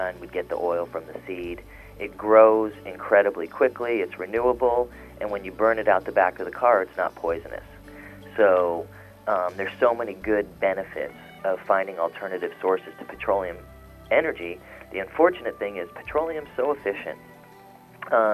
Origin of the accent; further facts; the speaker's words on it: Beverly Hills, California, United States; I grew up in Hollywood, in Beverly Hills